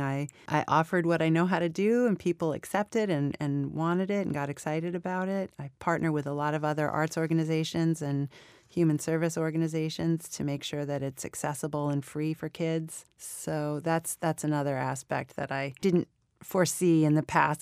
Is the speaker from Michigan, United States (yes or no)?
no; New York City, New York, United States; I was born in Flushing, New York. I was raised in Queens, and when I was in middle school, my family bought a crazy Catskills resort. And we moved upstate